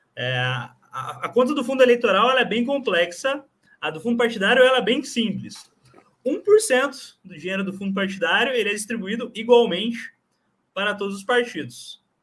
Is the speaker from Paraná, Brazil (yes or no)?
yes; Paraná, Brazil; eu sou do Paraná